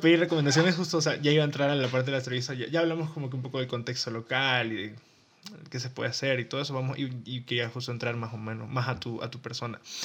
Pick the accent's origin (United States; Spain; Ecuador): Ecuador; tú y yo somos ecuatorianos, vinimos de un país eh, pequeño